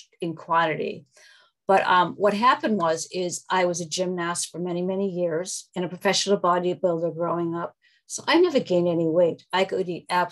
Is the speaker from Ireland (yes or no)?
no; Massachusetts, United States; I'm from Massachusetts